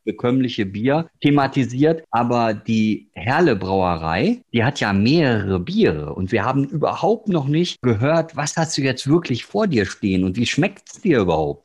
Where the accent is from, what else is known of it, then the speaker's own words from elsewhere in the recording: Ruhr area, North Rhine-Westphalia, Germany; moved away; komme ja, aus dem Ruhrgebiet